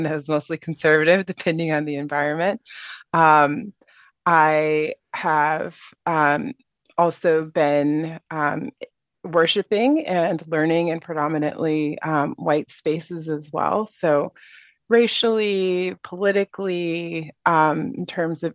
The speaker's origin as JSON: {"language": "English", "country": "United States", "also_born_or_lived": "Asia", "moved": "as an adult", "said": "being an American and being a Black person"}